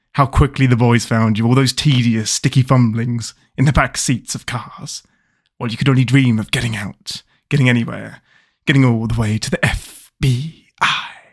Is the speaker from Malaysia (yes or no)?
no; England, United Kingdom; I'm your Englishman